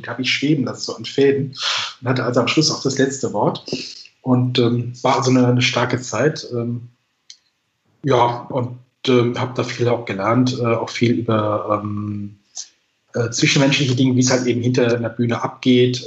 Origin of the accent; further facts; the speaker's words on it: Kaiserslautern, Rhineland-Palatinate, Germany; moved away; ich komme ursprünglich aus Kaiserslautern